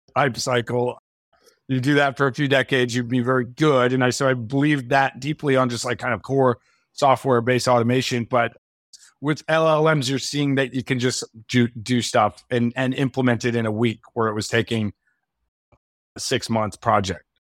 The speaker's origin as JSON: {"language": "English", "country": "United States", "said": "I'm American"}